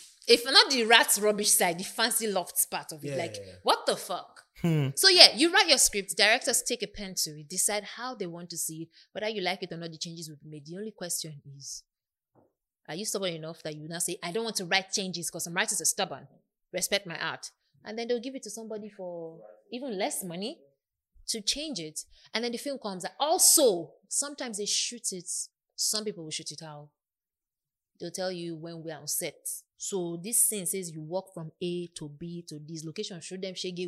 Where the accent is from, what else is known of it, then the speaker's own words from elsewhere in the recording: Warri, Delta, Nigeria; I come from Warri, we run things there